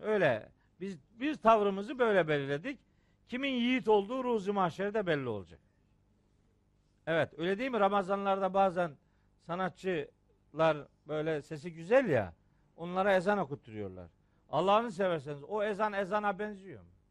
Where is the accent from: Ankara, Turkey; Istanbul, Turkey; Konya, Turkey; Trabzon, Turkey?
Trabzon, Turkey; Trabzonluyum ya ben